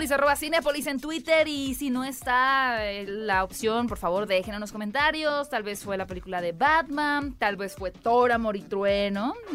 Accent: Hermosillo, Sonora, Mexico; Es que yo soy de Hermosillo, allá no cantamos

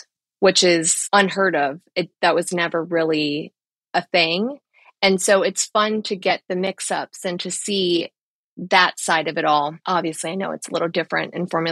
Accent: United States; being an American

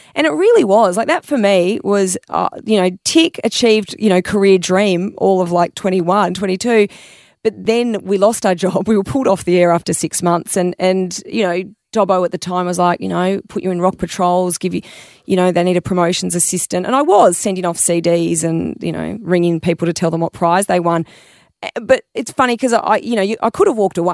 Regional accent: Melbourne, Victoria, Australia; I grew up in Melbourne

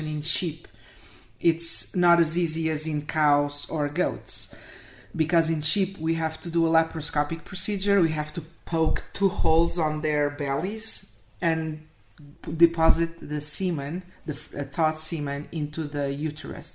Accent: Portugal; moved away as an adult; also born or lived in Spain; now in United States; I'm from Portugal, but I was working in Spain at that time in 2014

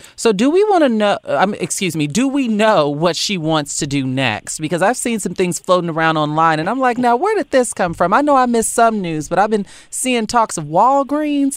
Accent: Chicago, Illinois, United States; I'm from Chicago

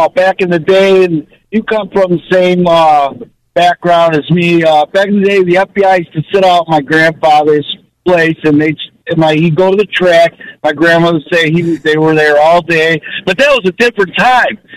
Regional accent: Chicago, Illinois, United States; we grew up in Chicago.

